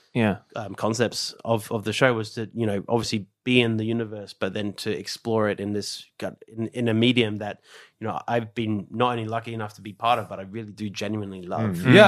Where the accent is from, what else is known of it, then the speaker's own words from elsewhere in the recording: Australia; And so even though I am Australian, I want to make sure that when it comes to Japan's instruments, it's the exact same approach.